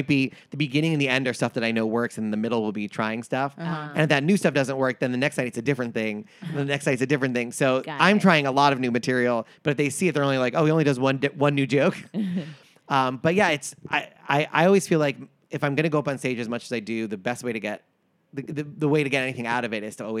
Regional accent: Long Island, New York, United States; Grew up in Long Island.

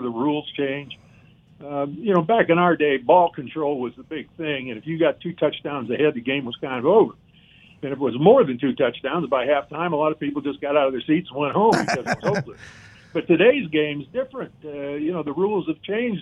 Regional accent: Cleveland, Ohio, United States; I grew up in the Cleveland area

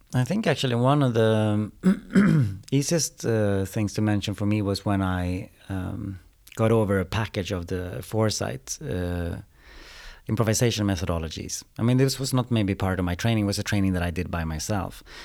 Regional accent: Umeå, Västerbotten County, Sweden; also born or lived in Austria / Spain; now in Stockholm, Sweden; I'm from Umeå from the beginning

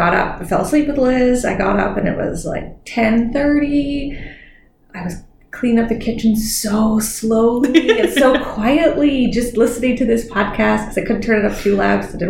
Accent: Newfoundland and Labrador, Canada; I grew up in Newfoundland, so we were starting drinking much before 17

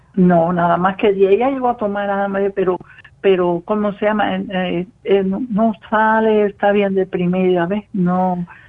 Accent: Cuba; moved away as an adult; now in Spain; de ser cubana. Ya yo salí ya también por España, o sea que del 72 dejé a Cuba

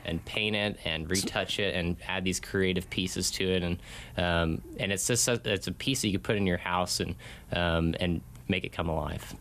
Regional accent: Connecticut, United States; moved away as an adult; also born or lived in Arizona; Grew up in Connecticut, over on the East Coast

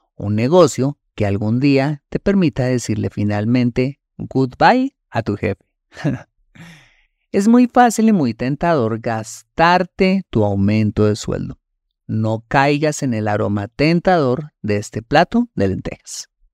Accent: Colombia; En mi país, Colombia

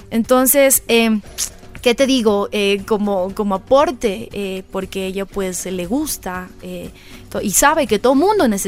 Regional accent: Quito, Pichincha, Ecuador; A ver, bueno, yo soy quiteña.

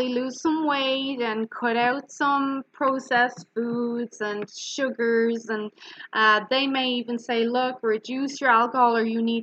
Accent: Ireland; I'm Irish and we pronounce our words quite harsh

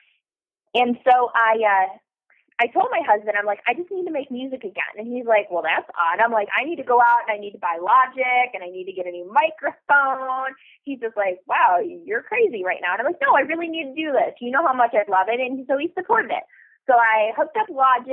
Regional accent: Detroit, Michigan, United States; I'm from Detroit

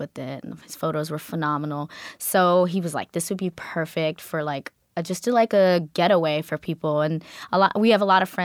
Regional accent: Georgia, United States; also born or lived in Kenya; I grew up in a predominantly African-American community, but also where I grew up in Georgia

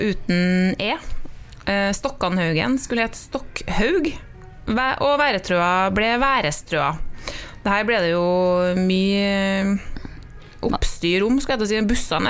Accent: Trolla, Trøndelag, Norway; jeg kommer jo fra Trolla

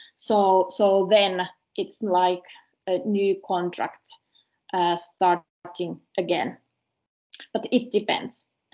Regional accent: Karelia, Finland; I'm coming from the Karelian part of the Finland where the people speak more, so I'm more talkative.

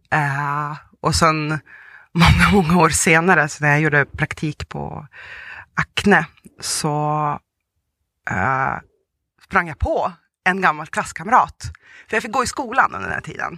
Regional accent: Sweden; first language Russian; Swedish is a second language; also born or lived in Volgograd, Russia / Tanzania / Umeå, Sweden; jag kommer ju från eh, Ryssland, även uppvuxen i Sverige.

